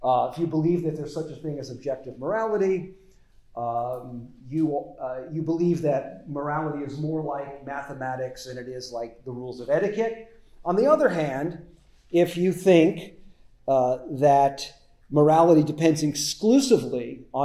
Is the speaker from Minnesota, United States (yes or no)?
no; Las Vegas, Nevada, United States; moved away; I grew up in Las Vegas